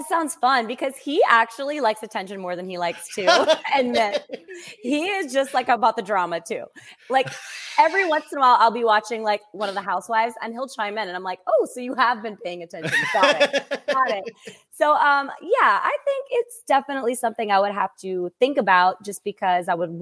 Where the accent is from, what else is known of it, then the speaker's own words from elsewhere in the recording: south of New Orleans, Louisiana, United States; also born or lived in Hattiesburg, Mississippi / Los Angeles / Montreal / Boston; I'm from south of New Orleans